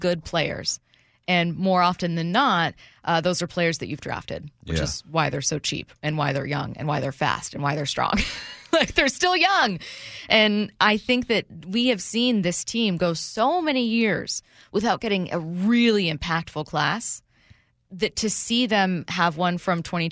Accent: SeaTac, Washington, United States; I am from Washington State. I grew up in SeaTac.

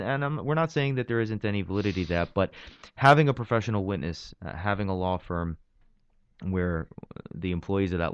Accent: New York City, New York, United States; also born or lived in Pennsylvania; I grew up in Brooklyn, born and raised in Brooklyn, Bensonhurst, Diker Heights

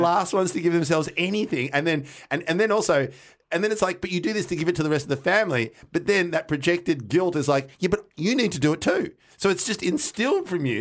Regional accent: Melbourne, Victoria, Australia; we grew up in North Carlton

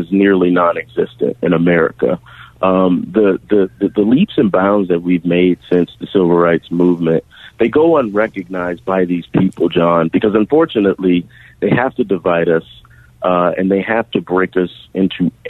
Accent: Savannah, Georgia, United States; I was born and raised in Savannah.

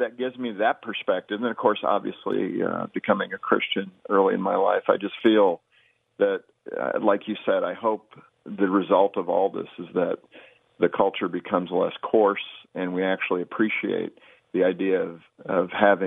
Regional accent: West Covina, California, United States; also born or lived in Long Beach, California; now in Colorado, United States; I was born in West Covina right there in Southern California, lived all over Long Beach and other spots.

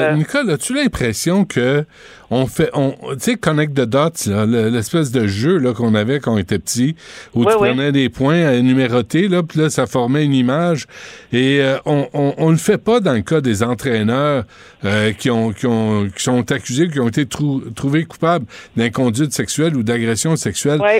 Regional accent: Quebec, Canada; je suis québécois

